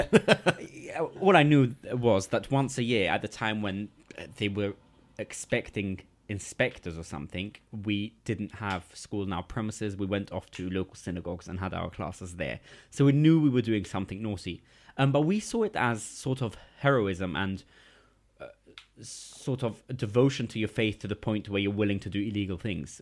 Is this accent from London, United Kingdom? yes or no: yes; London, United Kingdom; English is a second language; also born or lived in Gateshead; I grew up in East London